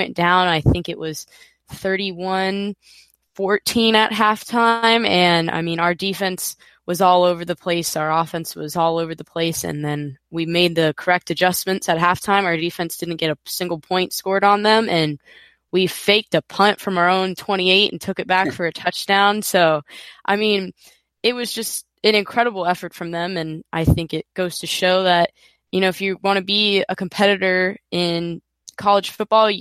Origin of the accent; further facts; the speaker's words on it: Florida, United States; I was born in Florida, raised in Florida, grew up here